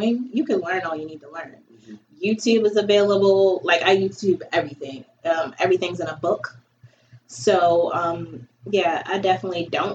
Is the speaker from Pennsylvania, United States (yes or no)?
no; Baltimore, Maryland, United States; I'm born and raised in Baltimore.